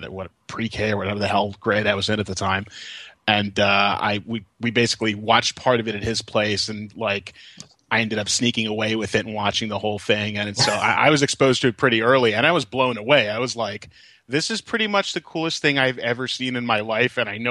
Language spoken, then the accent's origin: English; Brooklyn, New York, United States; there was a video rental store next to Kings Plaza in Georgetown, where I grew up in Brooklyn.